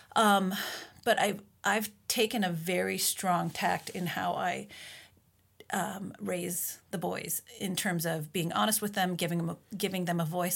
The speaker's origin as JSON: {"language": "English", "region": "Minnesota", "country": "United States", "tie": "born or raised there", "also_born_or_lived": "Utah / Colorado / Newfoundland", "moved": "as an adult", "said": "my entire life, I was raised in Minnesota"}